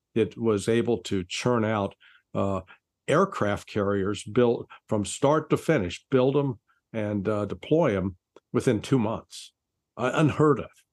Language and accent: English; Kansas City, Missouri, United States; I grew up in the Kansas City, Missouri area, and I was in high school 50 years ago, graduating